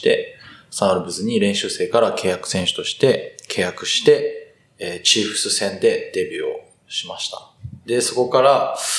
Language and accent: Japanese; Kitakyushu, Fukuoka, Japan; 福岡県北九州市出身です。なんで地元が福岡県